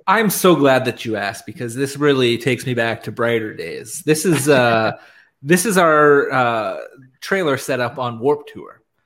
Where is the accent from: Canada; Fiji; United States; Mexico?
Canada; nice Canadian gentlemen